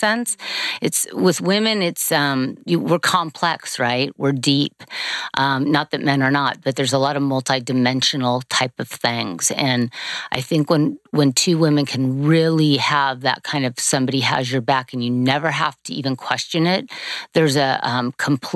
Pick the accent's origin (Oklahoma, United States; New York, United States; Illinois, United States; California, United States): California, United States; Manhattan Beach; I grew up in California. We grew up at Manhattan Beach